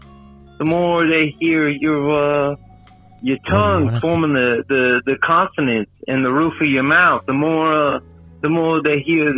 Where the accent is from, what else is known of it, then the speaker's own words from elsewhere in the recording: Pacific Palisades, California, United States; You know, I grew up in California, Pacific Palisades